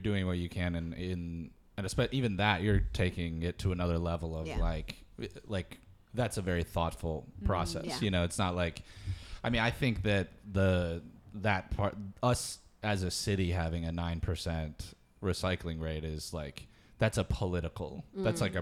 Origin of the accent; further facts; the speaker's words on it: Michigan, United States; I grew up with that in Michigan